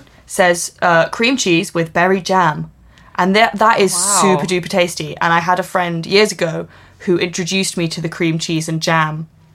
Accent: United Kingdom; I mean, we're British.

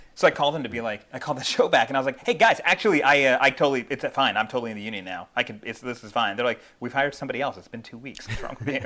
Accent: Philadelphia, Pennsylvania, United States; I'm from Philadelphia

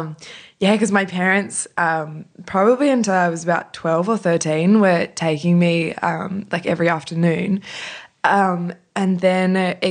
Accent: Sydney, New South Wales, Australia; I grew up on the northern beaches.

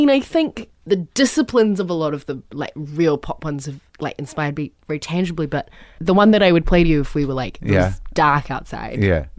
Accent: New Zealand; I mean, I'm a troll from New Zealand.

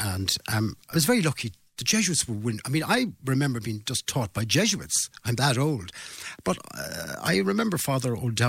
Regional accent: Limerick, Munster, Ireland; You must remember, we were starved of radio in those days in Limerick. I mean, youngsters growing up in Limerick in 1965, 66 and 67

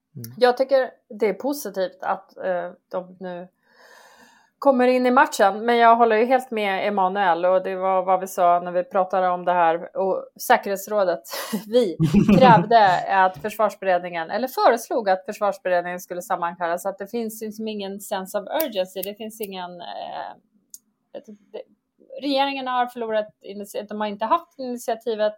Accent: Sweden; det som vi svenskar är rädda för

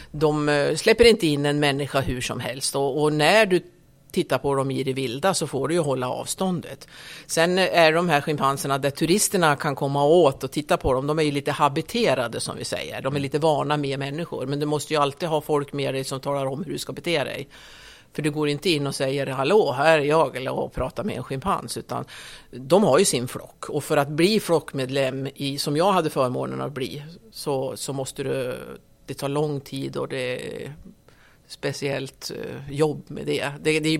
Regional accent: Skutskär, Uppsala County, Sweden; Jag är uppvuxen i Skutskär. Eh, det är ju norr om Gävle, cirka tre mil norr om Gävle. Där är jag uppvuxen.

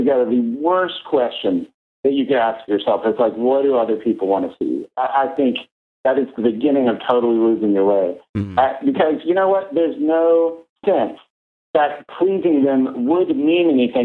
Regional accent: Los Angeles, California, United States; my hometown paper

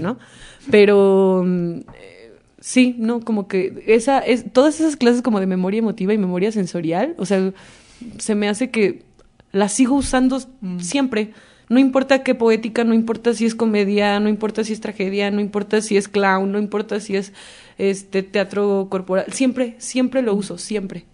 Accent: Veracruz, Mexico; el tema del mar para mí es eh, mi origen, porque soy de Veracruz

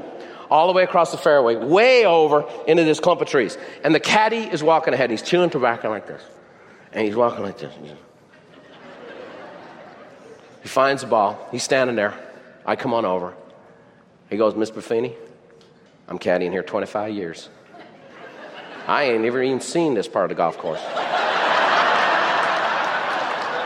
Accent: Ireland; I'm Irish

